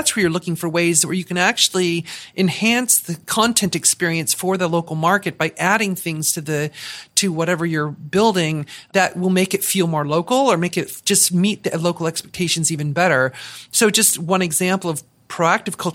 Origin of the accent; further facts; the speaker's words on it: Southern California, United States; moved away as an adult; also born or lived in Seattle, Washington; born and raised in Southern California, lived in Seattle for half my life, so very West Coast U.S. kind of mindset